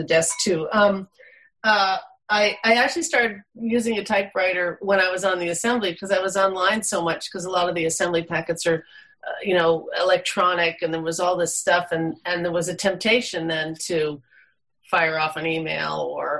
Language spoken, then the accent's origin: English; East Coast, United States; born or raised there; now in Alaska, United States